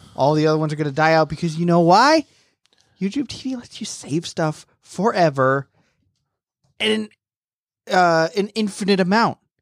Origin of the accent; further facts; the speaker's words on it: Florida, United States; moved away; I'm from Florida